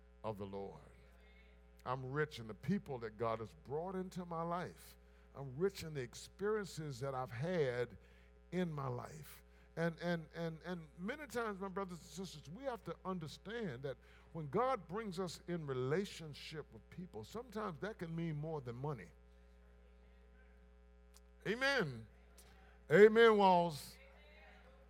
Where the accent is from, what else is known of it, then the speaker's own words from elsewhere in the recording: Blair, South Carolina, United States; a boy growing up in Blair, South Carolina